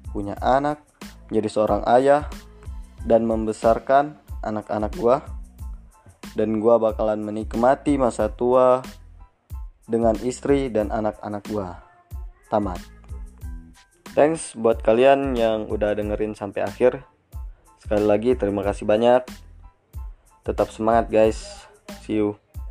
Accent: Pajar Bulan, West Lampung, Indonesia; Asal tempat gua dari Lampung Barat, tepatnya di Pajar Bulan

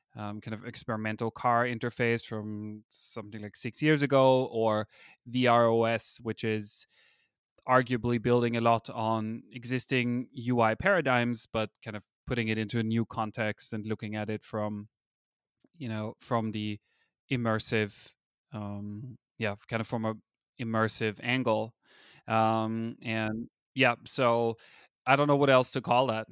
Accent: Austria; first language German; English is a second language; moved away as an adult; now in California, United States; I'm a native German speaker, I come from Austria, I moved to America

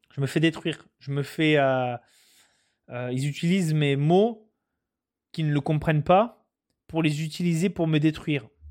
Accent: France; moved away as an adult; now in Quebec, Canada; Je suis un Français qui suis venu au Canada. Je me suis adapté aux, coutumes, aux valeurs québécoises.

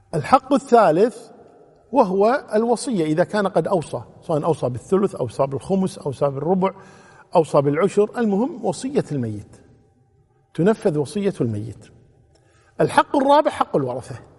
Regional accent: Kuwait; عندنا في الكويت

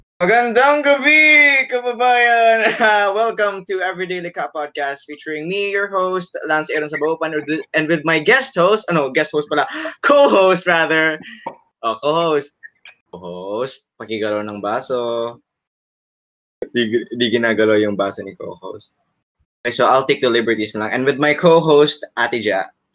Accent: Philippines; nasa Pilipinas ako. Pilipino ako. Uh, Pinoy ako

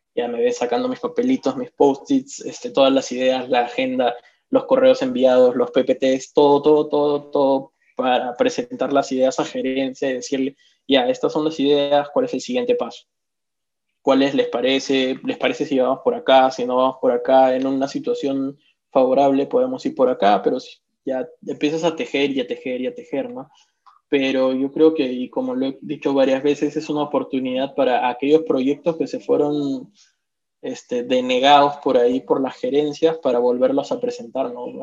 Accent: Arequipa, Peru; como arequipeños

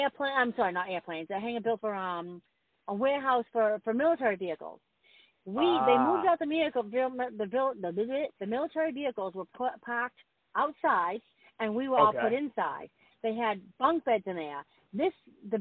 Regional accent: Boston, Massachusetts, United States; I'm from Boston. We see snow

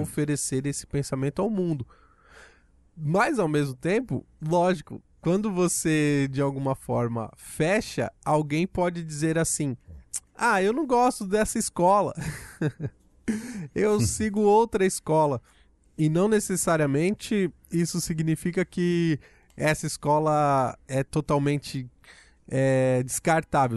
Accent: Brazil; nós, enquanto brasileiros

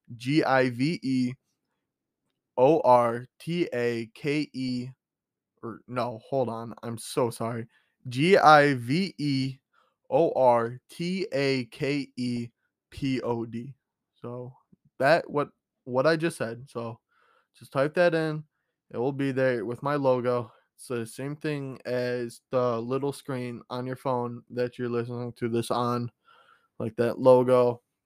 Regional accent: Chicago, Illinois, United States; born or raised there

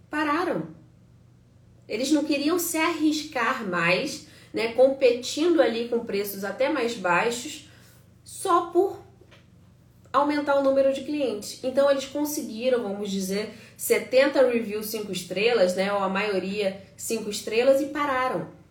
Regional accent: Brazil; now in United States; A gente é brasileiro

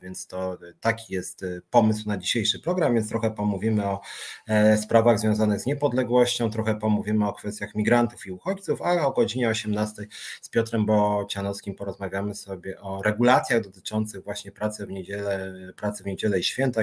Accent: Warsaw, Masovian Voivodeship, Poland; ja się urodziłem w Warszawie

